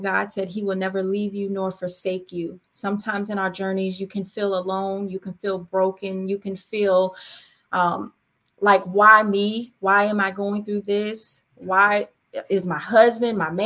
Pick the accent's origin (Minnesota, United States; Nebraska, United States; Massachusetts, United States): Massachusetts, United States; Springfield; moved away; my hometown where it all began for me, Springfield, Massachusetts